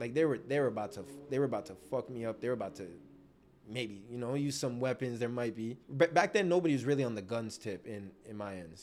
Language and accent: English; Toronto, Ontario, Canada; also born or lived in Markham, Ontario; I was born in Scarborough, lived there till I was about ten. right? And then we moved to Markham, Ontario